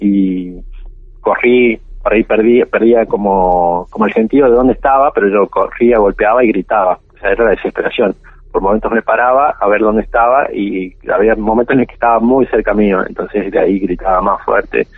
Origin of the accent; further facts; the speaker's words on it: La Rioja, Argentina; moved away; also born or lived in Santa Cruz; yo nací este, en la provincia de La Rioja